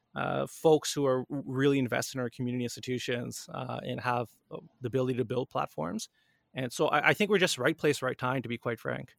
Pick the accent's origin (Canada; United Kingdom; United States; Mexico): Canada; Born and raised in Canada